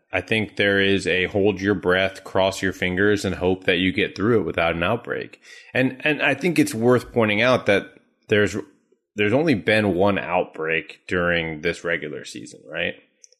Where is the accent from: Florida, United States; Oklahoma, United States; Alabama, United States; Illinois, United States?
Florida, United States; Orlando; My hometown, baby. Orlando.